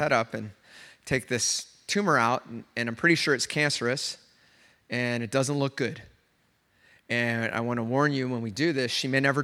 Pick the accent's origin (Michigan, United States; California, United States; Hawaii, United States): California, United States; Oceanside; I'm from Oceanside